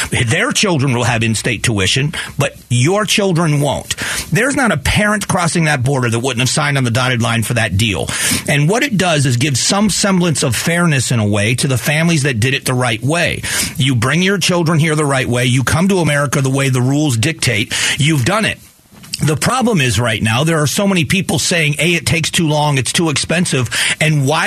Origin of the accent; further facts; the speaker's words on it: United States; I think that as an American, what we have done, we have to take some responsibility.